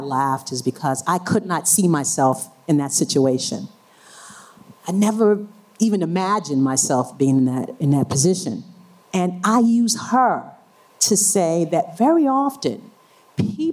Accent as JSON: {"language": "English", "region": "New York", "country": "United States", "said": "I am from New York, New York, particularly Harlem"}